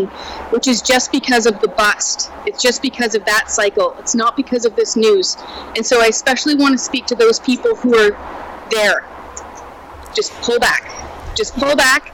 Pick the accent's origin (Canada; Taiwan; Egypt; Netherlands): Canada; Vancouver Island, British Columbia; I grew up here and I grew up on Vancouver Island.